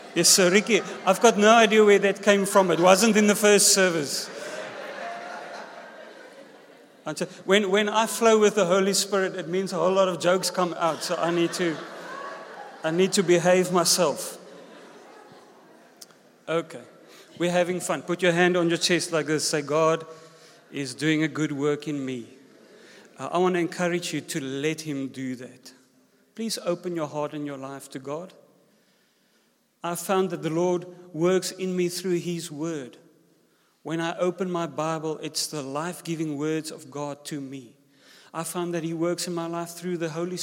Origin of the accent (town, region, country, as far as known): South Africa; first language Afrikaans; English is a second language; also born or lived in George, South Africa